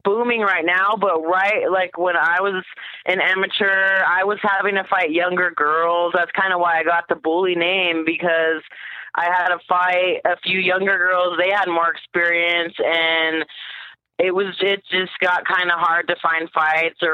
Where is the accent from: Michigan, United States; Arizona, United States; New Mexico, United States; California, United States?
New Mexico, United States; Albuquerque; I grew up in Albuquerque, born and raised